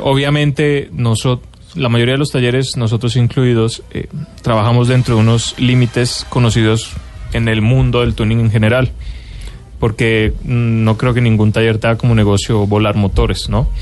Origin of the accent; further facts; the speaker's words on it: Colombia; como colombiano